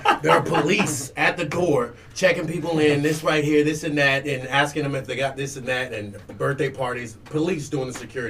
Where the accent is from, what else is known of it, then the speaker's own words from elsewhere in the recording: Melbourne, Florida, United States; I was born in Melbourne, and we got all types of different niggas, like black people, okay?